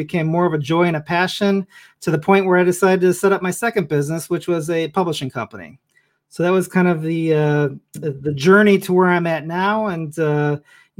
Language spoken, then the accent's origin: English; Chicago, Illinois, United States; moved away as an adult; now in Northern Virginia, United States; I grew up in Chicago